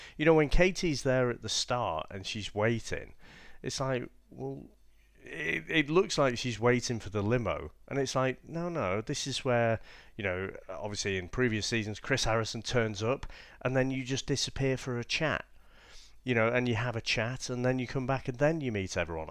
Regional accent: England, United Kingdom; us being English

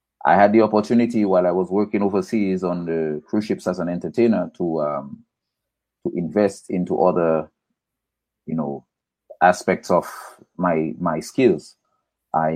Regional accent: Portsmouth, Dominica; also born or lived in north of Dominica; originally from Portsmouth. I grew up in between two places, Portsmouth and Savanpai Gilead area, that's up in the north

